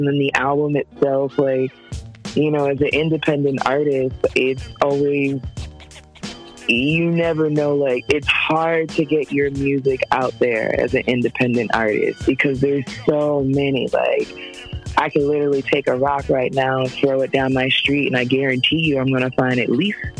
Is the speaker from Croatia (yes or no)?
no; Jamaica; you know, I'm Jamaican, so I'm like, y'all babies want to eat, like.